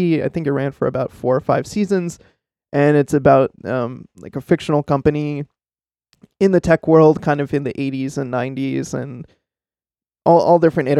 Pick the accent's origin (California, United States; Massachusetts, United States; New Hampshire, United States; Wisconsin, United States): Massachusetts, United States; Boston; So I'm from Boston, based in the Boston area